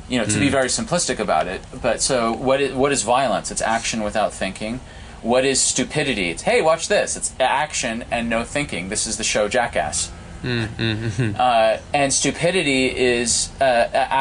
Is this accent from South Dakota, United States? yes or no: no; outside Heartbreak Hill, Massachusetts, United States; I grew up outside Heartbreak Hill